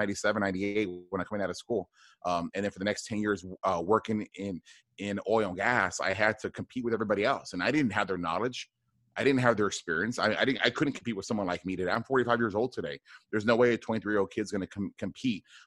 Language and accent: English; South Texas, United States; I grew up in South Texas, a border town, about maybe 20 minutes from the border between the United States and Mexico.